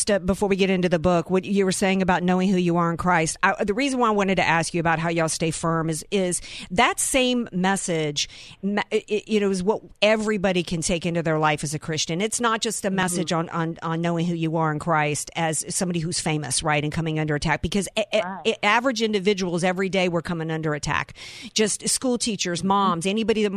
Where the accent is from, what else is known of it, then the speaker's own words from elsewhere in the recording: Louisiana, United States; accent: southern; now in San Diego, United States; I'm from Louisiana